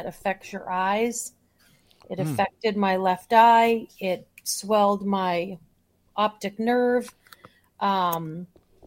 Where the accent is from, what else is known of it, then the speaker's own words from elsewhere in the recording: Boston, Massachusetts, United States; also born or lived in Chicagoland, Illinois; now in Chicago, United States; I was born and brought up in Boston